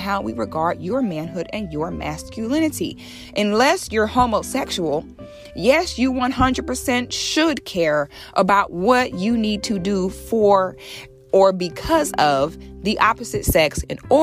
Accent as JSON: {"language": "English", "area": "Ocala National Forest", "region": "Florida", "country": "United States", "tie": "born or raised there", "said": "I grew up barefoot in the Ocala National Forest on the St. John's River in Florida."}